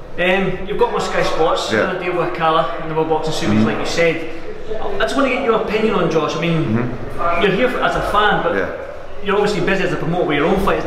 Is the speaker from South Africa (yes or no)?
no; Scotland, United Kingdom; as a Scotsman